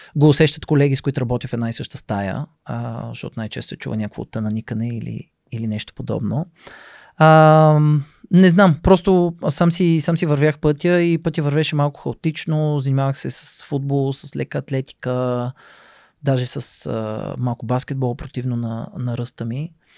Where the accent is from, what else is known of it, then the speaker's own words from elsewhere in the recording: Sofia, Sofia City, Bulgaria; израснал съм в София